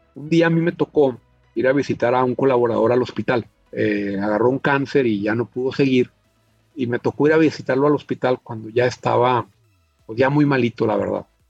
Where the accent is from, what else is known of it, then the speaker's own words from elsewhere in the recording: Chihuahua, Mexico; also born or lived in United States / Monterrey; yo soy originario de Chihuahua, México, la ciudad en la que he vivido pues, la mayor parte de mi vida.